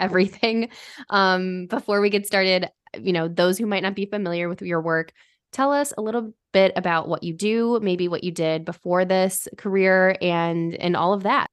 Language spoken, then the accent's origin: English; Michigan, United States; I stayed at home and went to school at, at Oakland University, which is local to where I grew up in Michigan